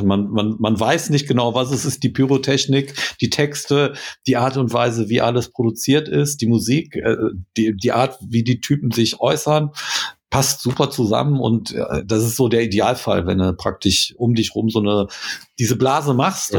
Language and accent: German; Krefeld, North Rhine-Westphalia, Germany; wir kommen aus Krefeld